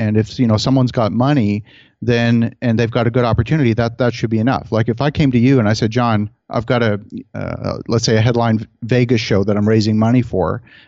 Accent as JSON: {"language": "English", "town": "Halifax", "region": "Nova Scotia", "country": "Canada", "tie": "born or raised there", "moved": "yes", "lives_now": "Ottawa, Canada", "said": "I grew up actually mostly in Halifax, Nova Scotia."}